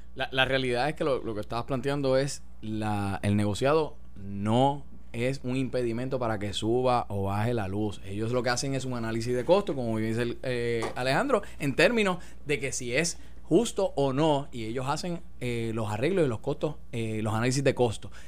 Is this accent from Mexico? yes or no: no; Puerto Rico; la mayoría de todos los puertorriqueños hablamos con acento